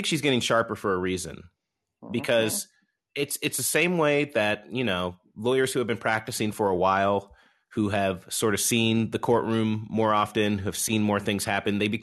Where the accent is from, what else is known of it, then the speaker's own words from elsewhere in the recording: Southern Illinois, United States; I'm from Southern Illinois. I'm from the country.